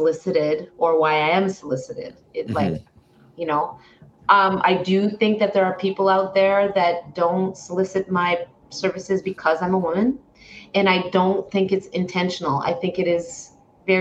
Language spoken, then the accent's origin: English; Canada; I am a Canadian